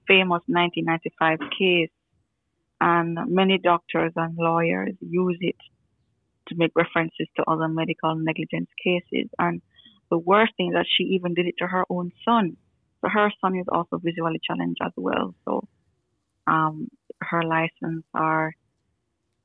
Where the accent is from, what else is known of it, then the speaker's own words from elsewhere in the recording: Kingston, Jamaica; I'm from Kingston, Jamaica, which is in the Caribbean.